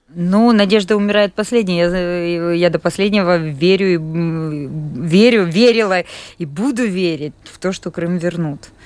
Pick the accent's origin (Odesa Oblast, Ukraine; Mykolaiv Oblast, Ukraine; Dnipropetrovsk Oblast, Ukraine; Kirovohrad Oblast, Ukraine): Kirovohrad Oblast, Ukraine; Kropyvnytskyi; moved away as an adult; now in Latvia; Я из города Крапивницкого, это центральная Украина, областной город